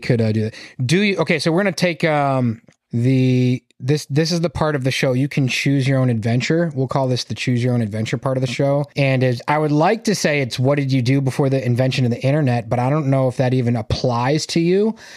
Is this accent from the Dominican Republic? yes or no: no; Massachusetts, United States; I'm from Massachusetts.